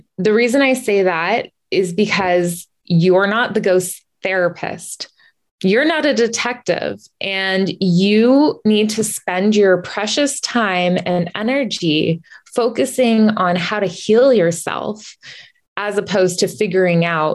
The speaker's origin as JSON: {"language": "English", "region": "California", "country": "United States", "tie": "born or raised there", "moved": "yes", "lives_now": "Massachusetts, United States", "said": "And we grew up in California, and now I'm in Massachusetts."}